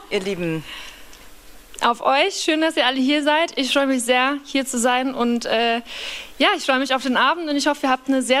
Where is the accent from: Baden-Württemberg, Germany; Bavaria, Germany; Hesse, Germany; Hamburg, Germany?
Bavaria, Germany; Kamünster; Ähm, und das Dorf, wo ich aufgewachsen bin, heißt Kamünster. Das sind nicht mal 2000 Leute ungefähr, denke ich. Also sehr, sehr ländlich